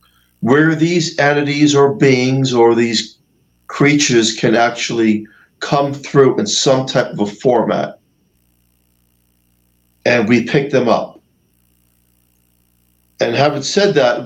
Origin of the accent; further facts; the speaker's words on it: New York, United States; I'm a New Yorker